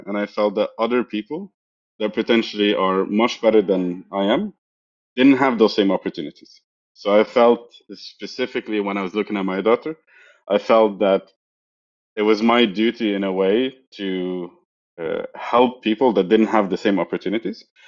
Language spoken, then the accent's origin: English; Egypt; moved away as an adult; also born or lived in Europe / Mountain View; I'm originally from Egypt, uh, as you know, and then uh, I moved to Europe after a few years of finishing my university